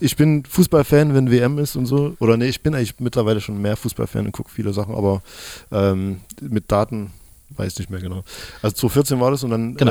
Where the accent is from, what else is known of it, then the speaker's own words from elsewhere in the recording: Chemnitz, Saxony, Germany; Jetzt sitze ich hier als Chemnitzer